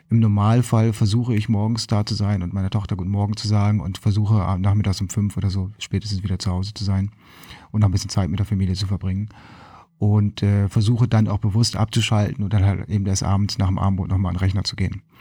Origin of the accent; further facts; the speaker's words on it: Lüneburg, Lower Saxony, Germany; now in Hermannsburg, Germany; Ähm, ich bin in Lüneburg aufgewachsen.